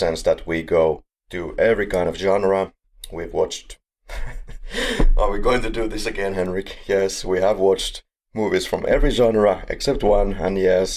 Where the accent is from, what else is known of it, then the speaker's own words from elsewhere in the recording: Finland; I'm from Finland